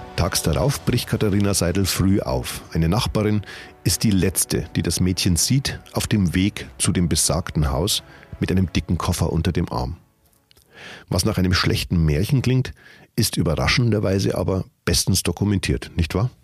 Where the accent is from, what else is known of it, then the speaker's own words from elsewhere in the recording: Regendorf, Bavaria, Germany; in meiner Heimatstadt